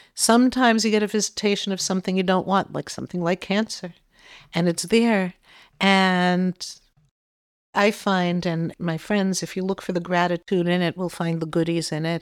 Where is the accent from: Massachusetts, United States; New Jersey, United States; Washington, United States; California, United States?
Massachusetts, United States; Boston; I'm from Boston